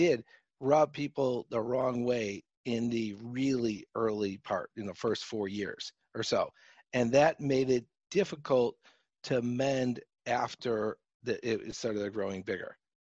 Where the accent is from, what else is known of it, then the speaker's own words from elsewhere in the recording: Chicago, Illinois, United States; accent: Chicago; my Chicago accent I have